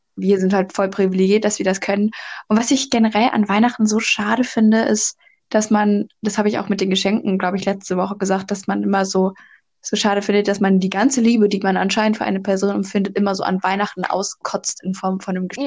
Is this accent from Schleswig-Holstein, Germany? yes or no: no; North Rhine-Westphalia, Germany; bei uns in NRW gibt es ja Schützenfest